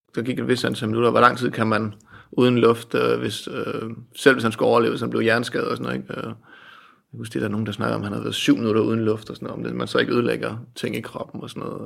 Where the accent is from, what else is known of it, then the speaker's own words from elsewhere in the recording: Asnæs, Zealand, Denmark; also born or lived in Holbæk; Jeg var en dreng ude for landet, øh, ude på Langtønskids marked, kan man sige. Øh, kom fra en lille bit klub op i Odsad, øh, udkants Danmark, noget der hedder Asnes